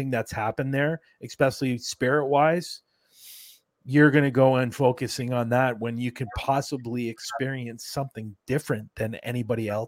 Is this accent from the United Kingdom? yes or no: no; Canada; I'm not American. No. I'm Canadian.